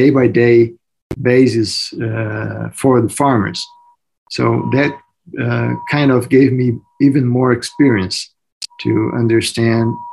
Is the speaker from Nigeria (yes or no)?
no; Mato Grosso, Brazil; moved away as an adult; now in United States; Mato Grosso, which is my home state in Brazil